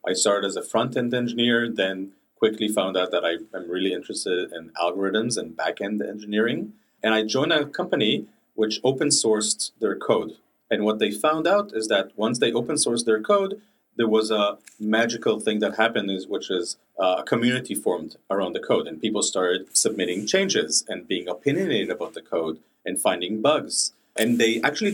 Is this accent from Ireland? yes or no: no; Israel; moved away; I'm originally from Israel